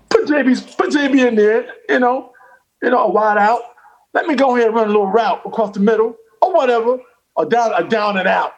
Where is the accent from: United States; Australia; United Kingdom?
United States; North Carolina; moved away; also born or lived in New York; I'm also a country boy from North Carolina